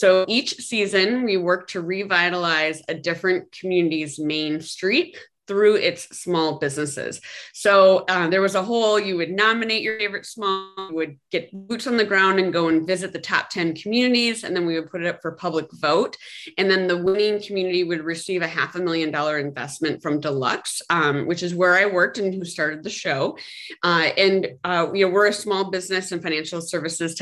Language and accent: English; Midwest, United States; I'm from the Midwest